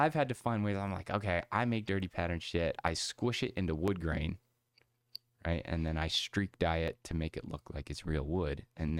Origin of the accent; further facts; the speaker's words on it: Meadville, Pennsylvania, United States; I grew up in Meadville, Pennsylvania area. It's called Tool City, USA.